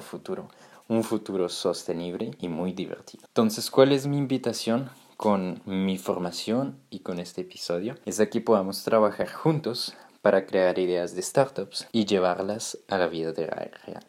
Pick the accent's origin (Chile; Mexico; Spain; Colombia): Colombia; Yo que vengo de América Latina, me siento muy orgulloso también de ver de cómo ese mundo está llegando cada vez más fuerte a mi país, por ejemplo, a Colombia